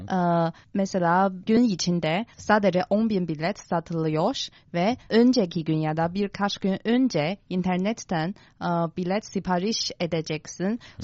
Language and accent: Turkish; Tianjin, China; Turkish is a second language; moved away as an adult; now in Beijing, China; benim memleketim Tianjin.